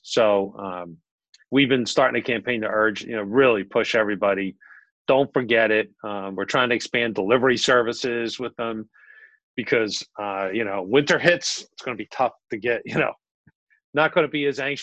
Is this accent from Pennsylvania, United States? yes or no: yes; Philadelphia, Pennsylvania, United States; moved away as an adult; now in Collingswood, United States; I'm Northeast Philly. There you go. Born and bred